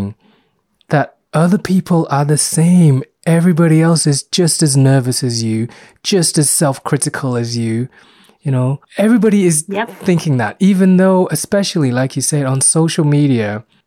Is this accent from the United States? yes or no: no; Myanmar; I was born in Burma, which is now Myanmar